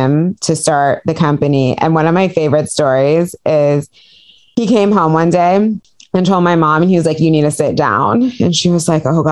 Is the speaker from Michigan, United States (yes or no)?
no; Piedmont, California, United States; Where did I grow up? Piedmont, California